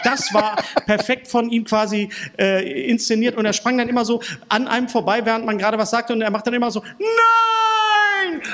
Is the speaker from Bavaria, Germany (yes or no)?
no; Bochum, North Rhine-Westphalia, Germany; also born or lived in Berlin; bei uns in Bochum